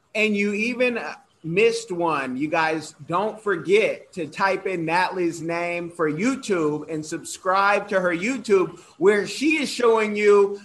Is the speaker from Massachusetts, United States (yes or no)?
no; Oakland, California, United States; I'm from Oakland, California